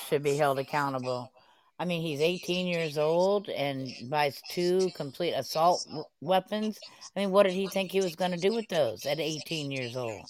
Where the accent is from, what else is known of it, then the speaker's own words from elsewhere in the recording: Dallas, Texas, United States; now in New Orleans, United States; I'm from Dallas, Texas, but I live in New Orleans.